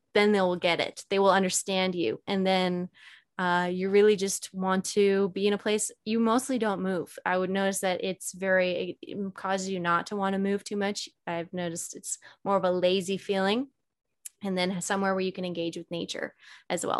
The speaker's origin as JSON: {"language": "English", "region": "Alberta", "country": "Canada", "moved": "as an adult", "lives_now": "Sedona, United States", "said": "I originally I'm Canadian. Okay. I'm from Alberta, Canada, and I was living up there alone at the time."}